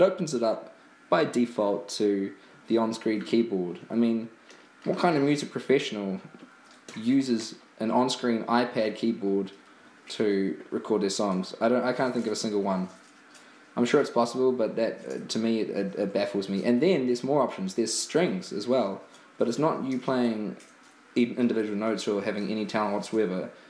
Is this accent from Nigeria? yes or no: no; New Zealand; now in Ireland; New Zealand, which is my homeland